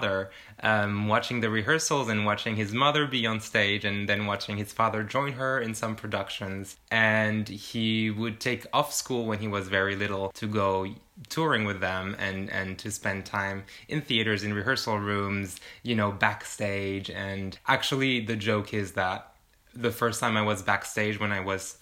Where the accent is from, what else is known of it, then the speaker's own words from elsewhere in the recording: France; moved away; I'm from France